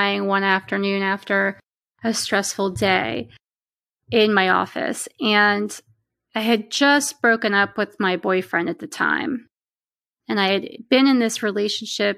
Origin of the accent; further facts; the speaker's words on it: Pennsylvania, United States; also born or lived in Pittsburgh, Pennsylvania; I'm from Pennsylvania and I live in central Pennsylvania now, but I lived in the western part of the state for about 10 years in Pittsburgh